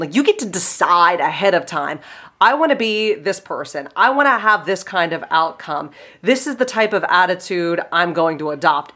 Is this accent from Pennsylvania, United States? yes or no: yes; Pittsburgh, Pennsylvania, United States; I'm from Pittsburgh and I have a funny accent